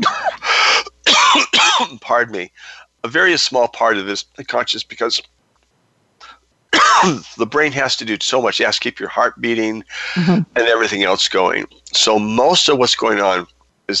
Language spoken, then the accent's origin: English; United States; as an American man